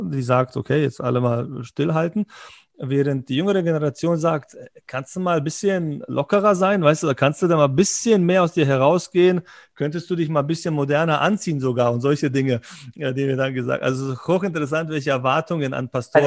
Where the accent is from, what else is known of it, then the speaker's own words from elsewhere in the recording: Berlin, Germany; moved away as an adult; also born or lived in former Yugoslavia; now in Munich, Germany; Ich bin, ich bin, Berliner